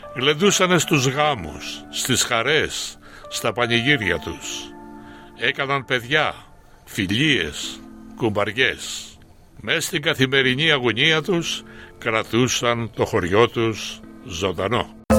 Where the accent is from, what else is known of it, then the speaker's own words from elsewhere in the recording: Koskina, Western Greece, Greece; moved away as an adult; also born or lived in Athens, Greece; now in Australia; Κοσκινά είναι το χωριό μου, το χωριό που γεννήθηκα